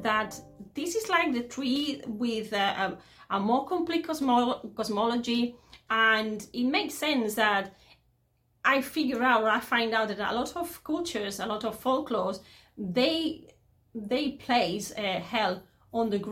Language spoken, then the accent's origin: English; Spain; English is a second language; I'm into English philology and I'm Spanish.